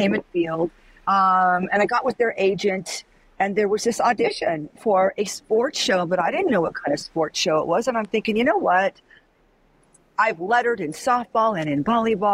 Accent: Southern California, United States; I was from Southern California

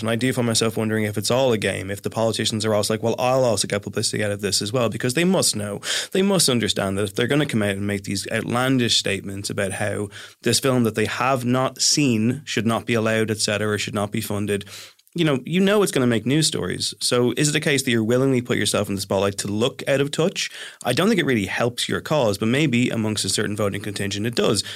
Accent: Ireland; I am from the Republic

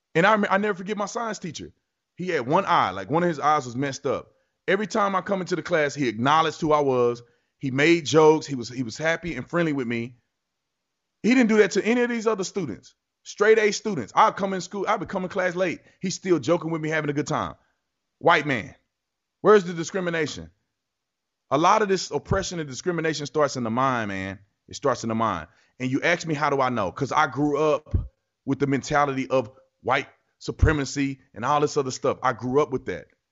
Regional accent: Texas, United States; I grew up in Texas.

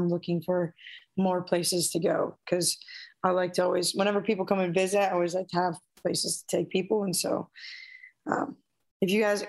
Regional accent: Midwest, United States; also born or lived in Portland; now in San Diego, United States; I'm from the Midwest.

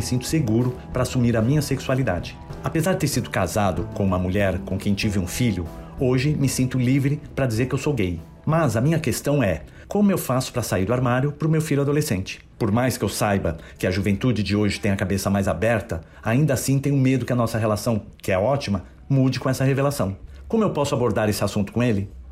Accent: São Paulo, Brazil; eu sou de São Paulo, tenho 43 anos

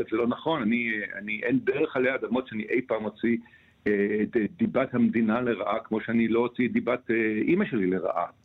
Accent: Israel; אני, אני מכאן, אני נורא אוהב את המקום הזה

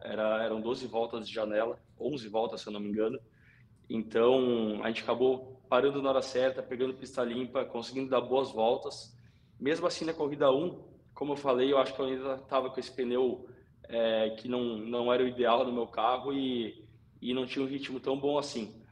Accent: Novo Hamburgo, Rio Grande do Sul, Brazil; eu sou gaúcho, eu sou de Novo Hamburgo, é, meus primeiros passos do kartismo foram em Tarumã

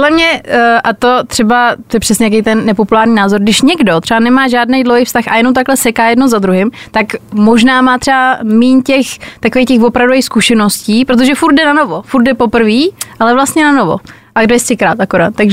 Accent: Česká Lípa, Liberec Region, Czechia; now in Prague, Czechia; Hlavně já jsem jako původně z Český Lípy, je malý město a říkala jsem si tak půjdu do Prahy, kde se nikdo nezná, zjistí, že Praha je vlastně taky malý město

